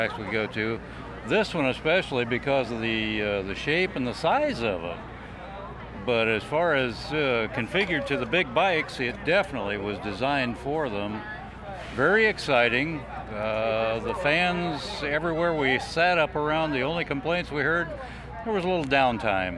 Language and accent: English; Indiana, United States; from Indiana